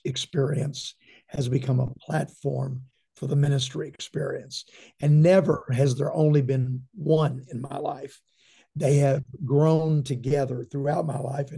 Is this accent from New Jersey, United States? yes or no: no; Shreveport, Louisiana, United States; also born or lived in Texas; I was born in Texas and raised in Louisiana. My dad was a legendary leader and pastor in Shreveport all of my life